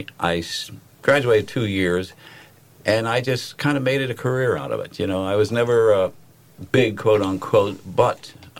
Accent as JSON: {"language": "English", "town": "Pittsburgh", "region": "Pennsylvania", "country": "United States", "tie": "born or raised there", "also_born_or_lived": "New York City", "accent": "Pittsburgh", "moved": "as an adult", "lives_now": "Vero Beach, United States", "said": "I grew up in Pittsburgh. They have an accent."}